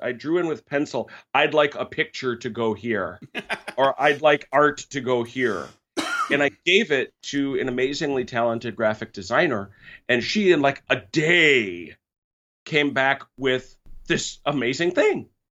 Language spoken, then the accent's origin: English; United States; I'm from America, where orange cone season is a regular part of life.